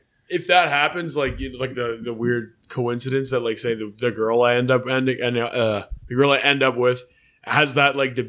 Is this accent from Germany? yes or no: no; Dundas, Ontario, Canada; I said I was from Dundas, I went to Parkside